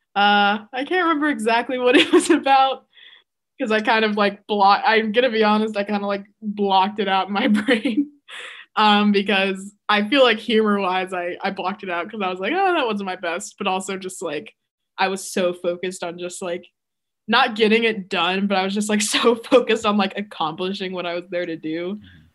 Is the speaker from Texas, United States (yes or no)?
yes; Texas, United States; I am from Texas